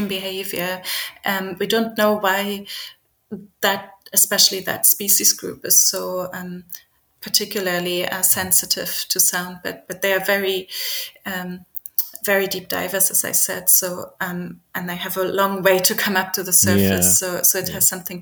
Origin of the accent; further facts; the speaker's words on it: Berlin, Germany; moved away; I grew up in Berlin, so I grew up in a big city far away from the ocean